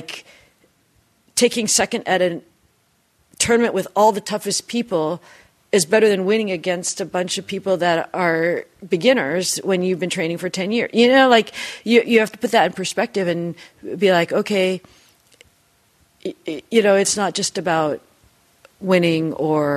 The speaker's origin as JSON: {"language": "English", "town": "Seattle", "region": "Washington", "country": "United States", "tie": "born or raised there", "said": "I grew up in Seattle."}